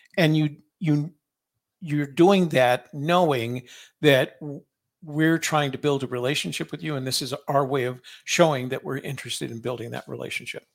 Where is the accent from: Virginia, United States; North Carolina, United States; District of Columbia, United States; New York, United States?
District of Columbia, United States; Washington; I was from Washington, D C